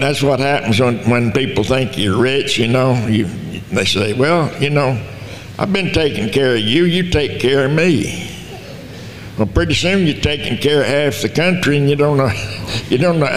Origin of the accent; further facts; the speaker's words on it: Lamesa, Texas, United States; Born in Dawson County, Texas, and right outside La Mesa. And I grew up there in La Mesa.